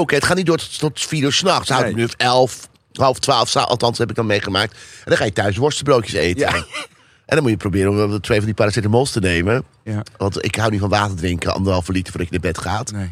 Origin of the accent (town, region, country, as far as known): Hilversum, North Holland, Netherlands